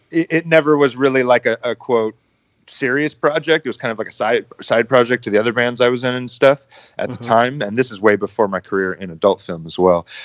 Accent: San Diego, California, United States; I grew up in San Diego

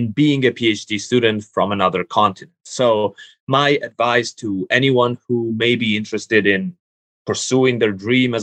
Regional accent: Italy; moved away as an adult; now in United States; I'm in the United States, I'm from Italy.

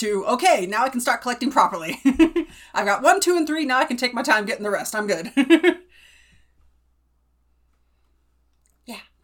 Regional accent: California, United States; I grew up in California.

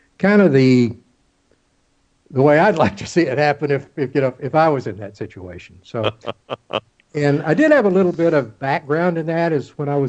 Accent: Texas Gulf Coast, United States; moved away as an adult; also born or lived in Kings Point, New York / Charleston; I grew up on the Texas Gulf Coast.

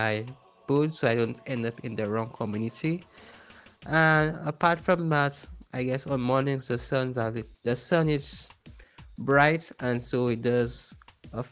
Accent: Castries, St. Lucia; I am from Castries, St. Lucia.

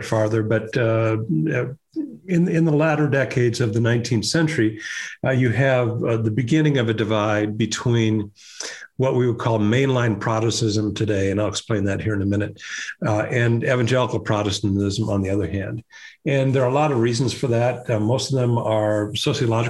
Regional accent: Des Moines, Iowa, United States; moved away; I started writing op-ed pieces for my hometown newspaper, the Des Moines Register

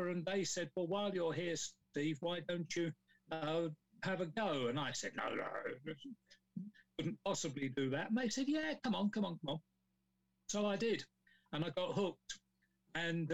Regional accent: London, United Kingdom; now in Kent, United Kingdom; I was born in South London in a place called Forest Hill, the main part of my education was at Brockley County Grammar School for Boys

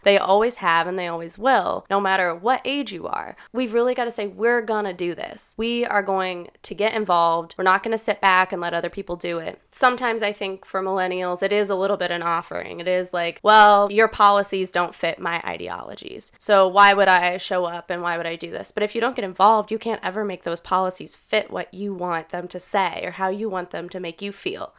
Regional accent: Kirksville, Missouri, United States; I'm from Kirksville, born and raised in kind of rural Missouri.

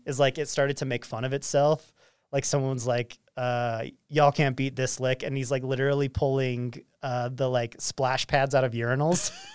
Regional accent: Roy, Utah, United States; growing up in Roy

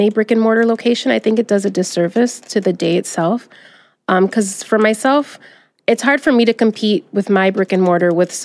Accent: Detroit, Michigan, United States; Growing up in Southwest Detroit, we had a very big small business community

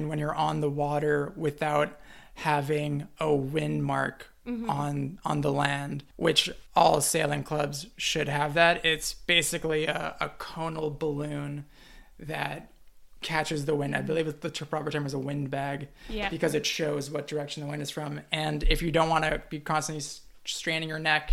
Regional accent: Toronto, Ontario, Canada; I'm from Toronto, the city proper

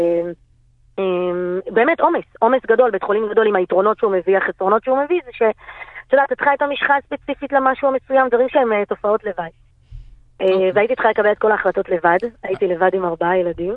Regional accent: Bnei Brak, Tel Aviv District, Israel; אני גדלתי בבני ברק

